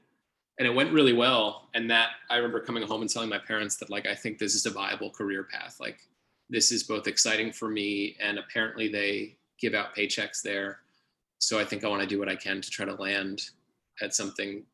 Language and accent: English; Dallas, Texas, United States; also born or lived in Indiana; I was from Dallas